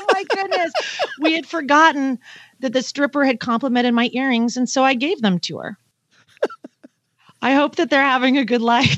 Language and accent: English; Pacific Northwest, United States; where I'm from the Pacific Northwest